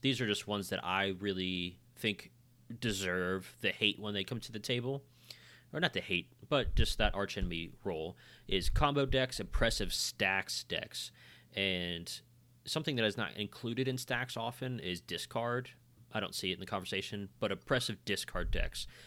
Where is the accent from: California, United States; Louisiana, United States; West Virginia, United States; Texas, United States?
West Virginia, United States; We're from West Virginia